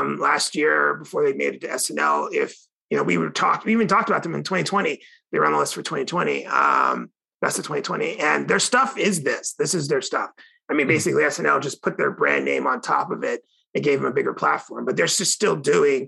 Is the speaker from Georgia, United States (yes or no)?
no; Northern Virginia, United States; growing up in North Virginia